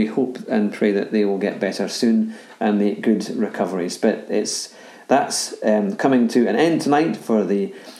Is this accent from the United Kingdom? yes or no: yes; Scotland, United Kingdom; as a Scotsman